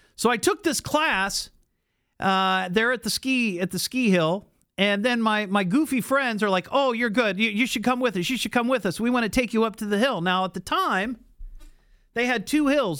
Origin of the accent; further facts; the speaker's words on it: Beavercreek, Ohio, United States; I grew up in Beaver Creek